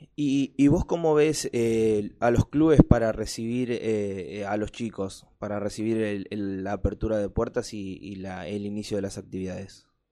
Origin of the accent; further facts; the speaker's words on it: Avellaneda, Buenos Aires Province, Argentina; yo soy de acá de Avellaneda